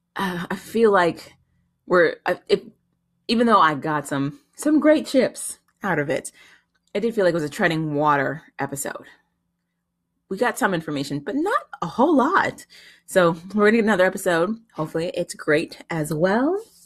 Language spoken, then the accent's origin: English; San Diego, California, United States; moved away; I grew up in San Diego, California.